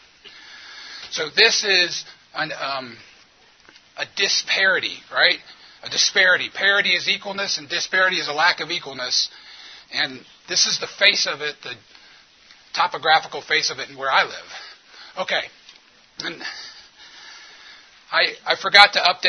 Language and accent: English; New Orleans, Louisiana, United States; now in Memphis, United States; I'm from New Orleans